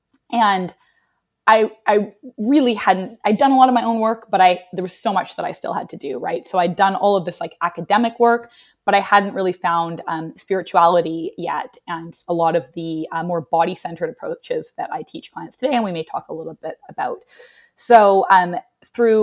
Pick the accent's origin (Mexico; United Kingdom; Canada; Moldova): Canada; moved away as an adult; also born or lived in Vancouver, British Columbia / Nashville; now in New York, United States; as a Canadian